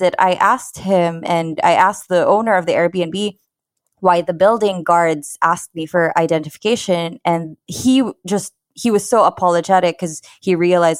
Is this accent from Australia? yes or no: no; Philippines; as a Filipina